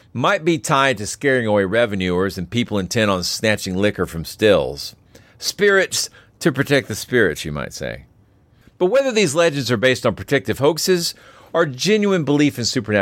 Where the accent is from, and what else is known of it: Georgia, United States